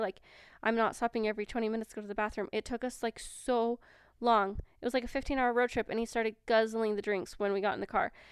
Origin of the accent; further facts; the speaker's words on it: Washington, United States; moved away as an adult; now in Cache Valley, Utah, United States; I was born and raised in Washington